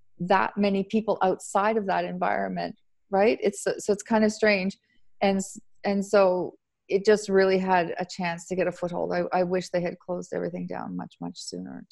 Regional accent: Canada; now in Italy; I'm Canadian.

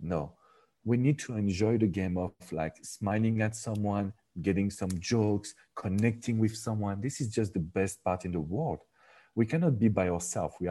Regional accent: France; English is a second language; moved away as an adult; now in United States; I'm from France

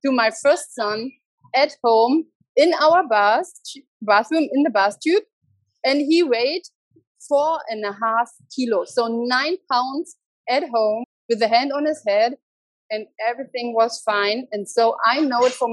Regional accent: Germany; English is a second language; moved away as an adult; also born or lived in Berlin / Mexico; now in Nicaragua; I'm from Germany and I lived since 2006 in Berlin.

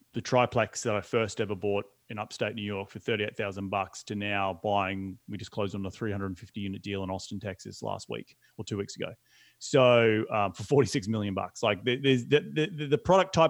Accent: Australia; moved away as an adult; now in United States; as an Aussie moving halfway across the world

